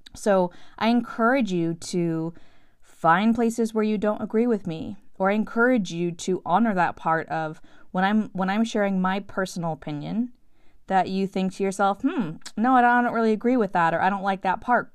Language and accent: English; San Francisco, California, United States; moved away as an adult; also born or lived in Los Angeles / New York City; I was born and raised in San Francisco